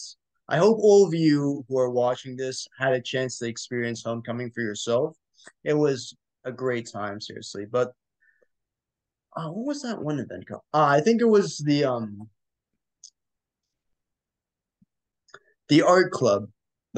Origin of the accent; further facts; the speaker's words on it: Ann Arbor, Michigan, United States; moved away as an adult; now in Tallahassee, United States; I'm originally from Ann Arbor, Michigan